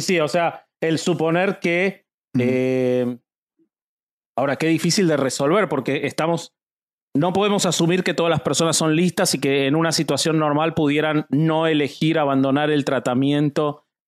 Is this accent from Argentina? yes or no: yes; Argentina; yo soy argentino